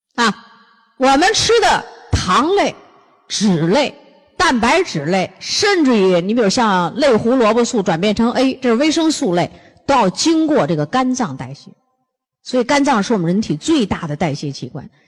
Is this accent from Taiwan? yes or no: no; northern China, China; 咱们东，北方人